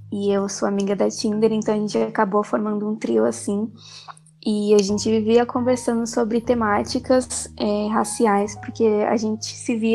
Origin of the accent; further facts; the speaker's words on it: São Paulo, Brazil; eu tenho 20 anos, sou de São Paulo, da capital